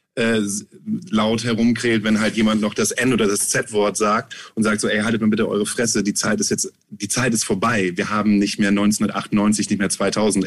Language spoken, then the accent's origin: German; Germany; wir kommen aus Deutschland